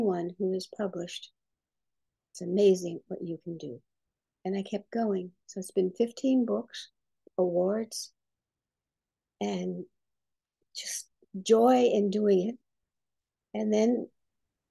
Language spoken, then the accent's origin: English; Bermuda; also born or lived in Brooklyn, New York, United States; I was born in Brooklyn, but brought up in the British colony then, now Commonwealth of Bermuda.